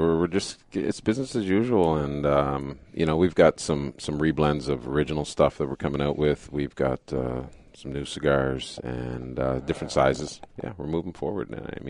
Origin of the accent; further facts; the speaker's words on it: Canada; growing up in Canada, you know, I skied a lot.